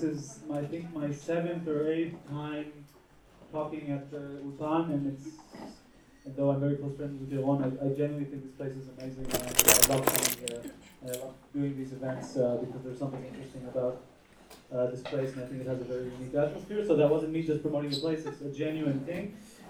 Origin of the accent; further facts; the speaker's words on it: Tel Aviv, Tel Aviv District, Israel; also born or lived in New York City; I was born in New York City and I was raised in Tel Aviv.